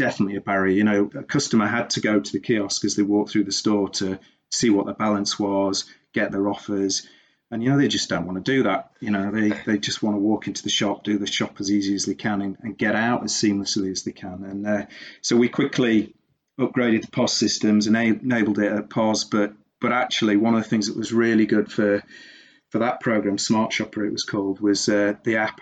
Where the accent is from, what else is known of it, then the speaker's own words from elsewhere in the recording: England, United Kingdom; also born or lived in South Africa; being English